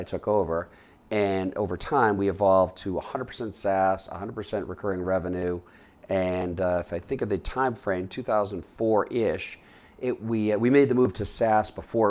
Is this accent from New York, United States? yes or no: no; Boston, Massachusetts, United States; moved away as an adult; also born or lived in Charlotte, North Carolina / Washington, D.C.; now in Boulder, United States; But I grew up in the Boston area.